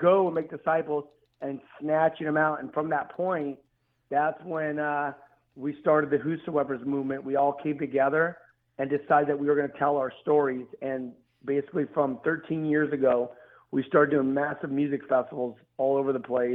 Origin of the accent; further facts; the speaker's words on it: Los Angeles, California, United States; I'm out here from Los Angeles, California